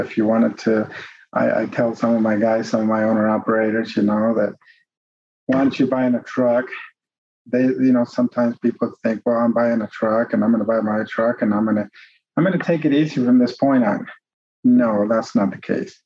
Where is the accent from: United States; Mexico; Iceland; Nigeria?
Mexico; English is a second language; moved away; I'm from Mexico. I was born and raised